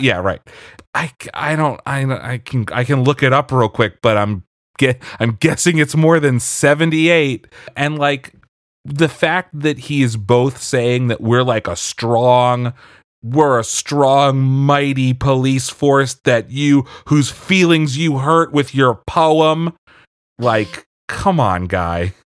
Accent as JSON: {"language": "English", "region": "Pennsylvania", "country": "United States", "tie": "born or raised there", "said": "growing up in Pennsylvania"}